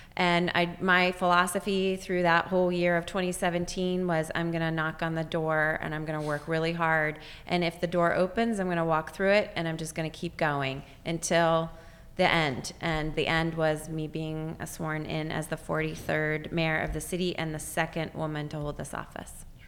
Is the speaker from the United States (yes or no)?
yes; Juniata County, Pennsylvania, United States; moved away; also born or lived in Lancaster County, Pennsylvania; growing up in Juniata County